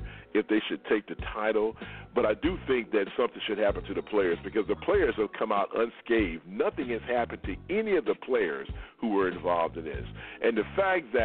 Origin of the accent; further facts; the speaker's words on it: Houston, Texas, United States; we're from Houston, we're here in Houston